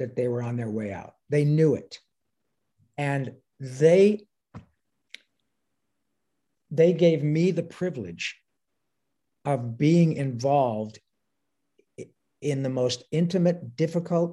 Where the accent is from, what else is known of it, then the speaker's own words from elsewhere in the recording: Detroit, Michigan, United States; moved away; my hometown